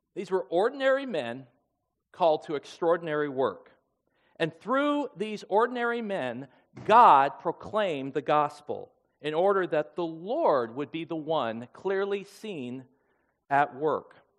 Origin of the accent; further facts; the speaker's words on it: Seattle, Washington, United States; now in Minnesota, United States; Our roots, we hail from the Seattle, Washington area